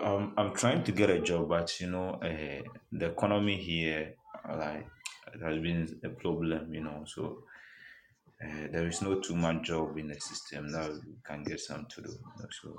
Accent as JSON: {"language": "English", "country": "Ghana", "said": "I'm from Ghana."}